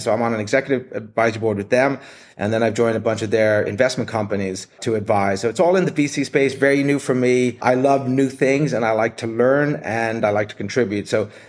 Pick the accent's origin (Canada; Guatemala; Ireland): Ireland; Dublin, Leinster; moved away as an adult; also born or lived in Hong Kong / Japan; now in United States; My accent is mainly gone now, but I grew up in Dublin, Ireland, and I moved to the States, did university, financial services, 25 years in HR.